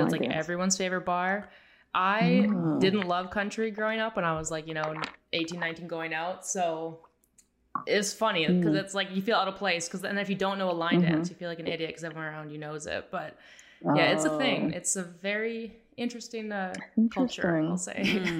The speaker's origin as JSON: {"language": "English", "town": "Calgary", "region": "Alberta", "country": "Canada", "tie": "born or raised there", "said": "I grew up in Calgary."}